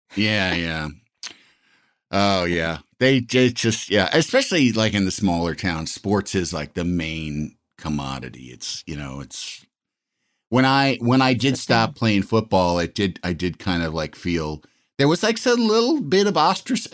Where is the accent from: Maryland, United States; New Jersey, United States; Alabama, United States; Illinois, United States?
Illinois, United States; Yorkville; moved away; I'm from Yorkville